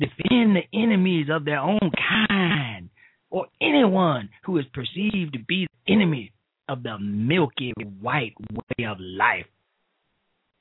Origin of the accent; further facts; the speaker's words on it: Chicago, Illinois, United States; I am from Chicago. I was raised in Chicago